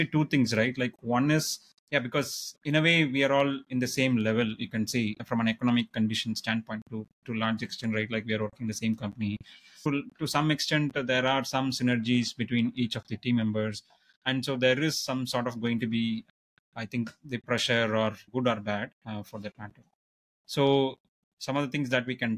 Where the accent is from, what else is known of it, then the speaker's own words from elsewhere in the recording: Madurai, Tamil Nadu, India; I grew up in Gandhi Museum campus in Madurai